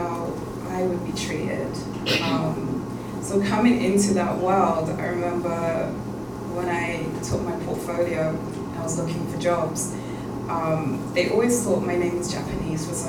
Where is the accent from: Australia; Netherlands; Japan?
Netherlands; also born or lived in London; I was born and raised in London, but I actually grew up in Holland